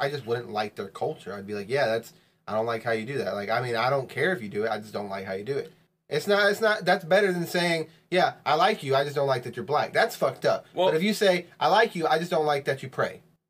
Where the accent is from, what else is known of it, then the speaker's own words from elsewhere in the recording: Texas, United States; I'm from Texas.